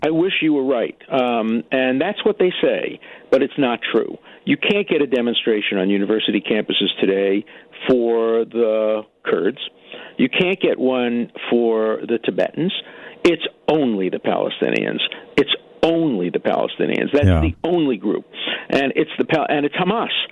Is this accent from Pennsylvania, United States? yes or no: no; New York City, New York, United States; moved away; my growing up in Brooklyn